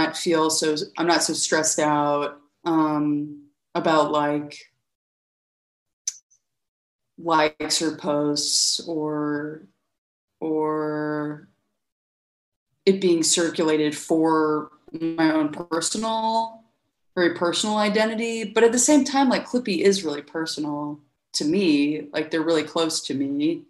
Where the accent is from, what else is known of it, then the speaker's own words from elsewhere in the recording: Birmingham, Alabama, United States; moved away as an adult; also born or lived in Nashville, Tennessee; now in Athens, United States; I actually grew up in Birmingham, Alabama, which is 3 hours south.